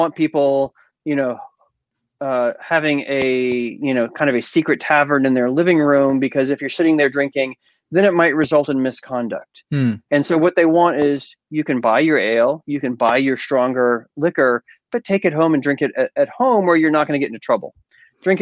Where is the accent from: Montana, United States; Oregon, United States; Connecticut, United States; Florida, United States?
Florida, United States; I grew up in Florida.